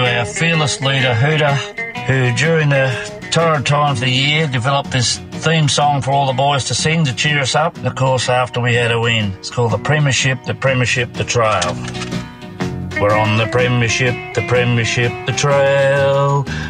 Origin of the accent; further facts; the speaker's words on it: Lockhart, New South Wales, Australia; moved away; also born or lived in Wodonga; I was from Lockhart originally, of course, and grew up with most of the boys, and then to go away and play a lot of my footy down around Bradonga